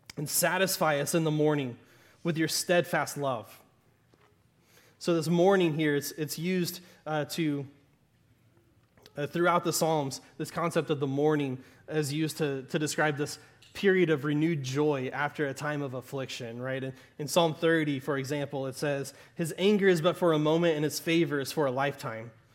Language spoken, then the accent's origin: English; Southern Arkansas, United States; accent: Southern Arkansas; my Southern Arkansas accent